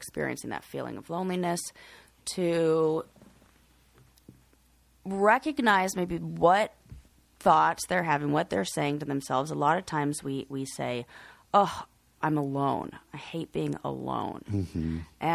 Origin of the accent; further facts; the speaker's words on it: Colorado, United States; I'm just from Colorado. It's very sunny.